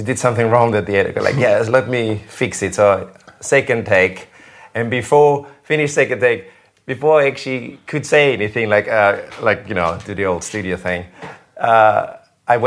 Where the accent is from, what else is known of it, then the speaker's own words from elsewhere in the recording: Salzburg, Austria; now in United Kingdom; Salzburg, my hometown from Austria.